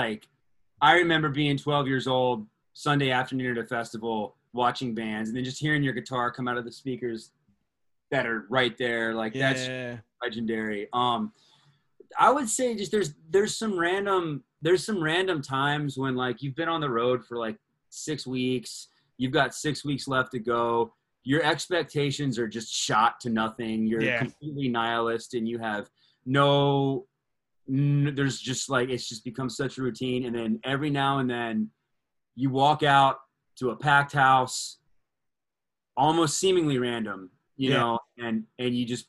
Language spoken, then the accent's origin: English; Atlanta, Georgia, United States; man, I'm from Atlanta.